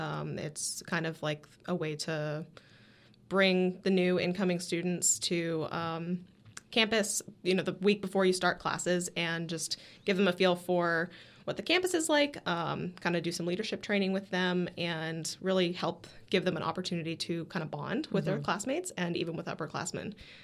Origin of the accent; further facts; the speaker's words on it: New Hampshire, United States; born there; also born or lived in California; now in St. Augustine, United States; Okay, so I was born in New Hampshire. Lived in California for a while as a kid, but I've been living in St. Augustine, Jacksonville, Florida for the last like 15 years